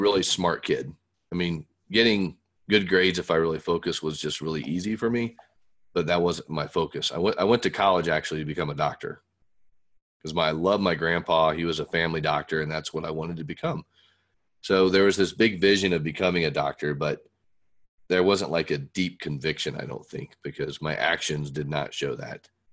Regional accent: Fort Worth, Texas, United States; we moved from Fort Wayne, Indiana to Fort Worth, Texas when I was nine

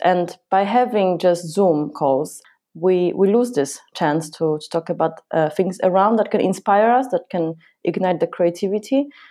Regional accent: Poland; now in United Kingdom; I come from Poland

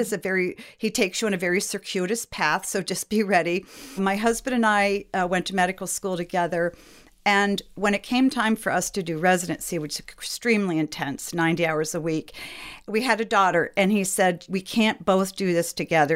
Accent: New England, United States; moved away as an adult; also born or lived in Milwaukee, Wisconsin; now in Traverse City, Michigan, United States; I grew up in New England.

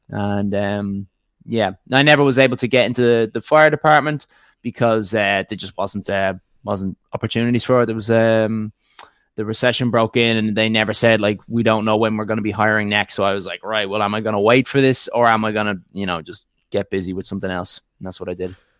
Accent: Dublin, Leinster, Ireland; accent: northern Dublin; also born or lived in County Clare / County Meath; the accent is uh, from Dublin, S- slightly northern Dublin

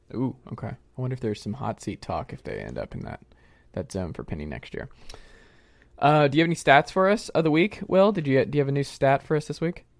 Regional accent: Atlanta, Georgia, United States; I'm from Atlanta

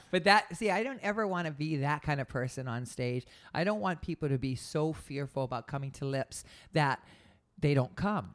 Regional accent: Hawaii, United States; now in San Diego, United States; I grew up in Hawaii

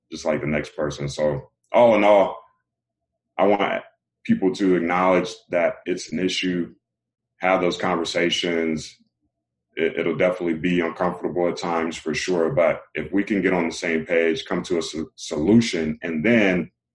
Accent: Raleigh, North Carolina, United States; also born or lived in LaGrange, North Carolina; I come from Raleigh, North Carolina, and you know, Raleigh is a decent size city, but I was born in the LaGrange area, North Carolina, which is a smaller town.

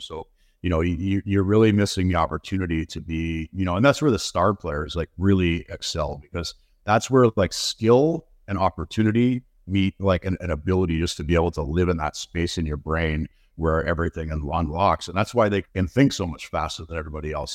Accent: Burlington, Ontario, Canada; also born or lived in London, Ontario / Kingston, Ontario / Toronto, Ontario; I was born in London, Ontario. My family, uh, I grew, grew up till I was fourteen in Burlington, Ontario

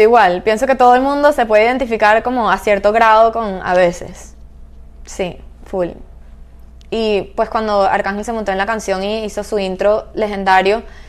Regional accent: Caracas, Capital District, Venezuela; moved away; Caracas, de donde yo soy

